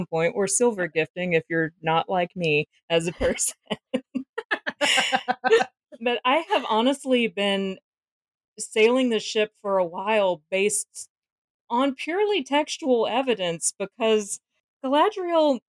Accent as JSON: {"language": "English", "region": "the South", "country": "United States", "said": "I'm from the South. We're used to referring to things as unpleasantnesses"}